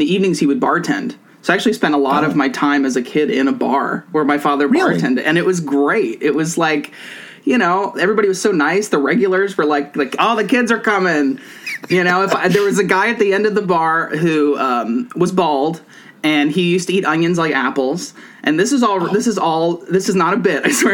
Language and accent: English; Philadelphia, Pennsylvania, United States; also born or lived in Scranton, Pennsylvania; I grew up in Philadelphia, in Northeast Philadelphia, which is like 30 minutes from the downtown.